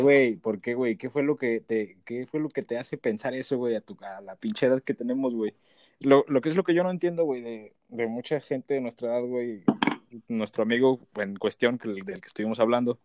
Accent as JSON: {"language": "Spanish", "area": "Huasteca Potosina", "region": "San Luis Potosí", "country": "Mexico", "said": "Somos de la Huasteca"}